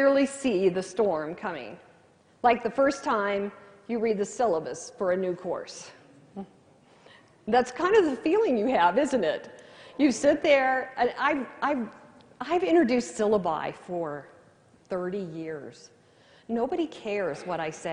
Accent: California, United States; moved away; also born or lived in Missouri; I grew up in California. I never watched the weather until I moved to Missouri.

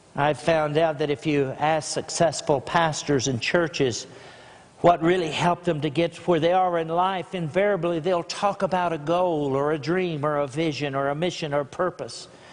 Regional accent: Grassland, Texas, United States; I'm from Grassland, Texas

